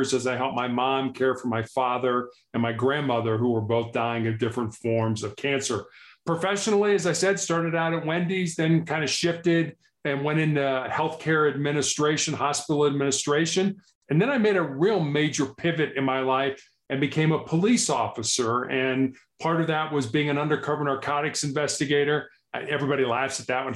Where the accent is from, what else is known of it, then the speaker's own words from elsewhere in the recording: Chicago, Illinois, United States; also born or lived in Charleston, South Carolina; born and raised in Chicago, I am the oldest of three boys.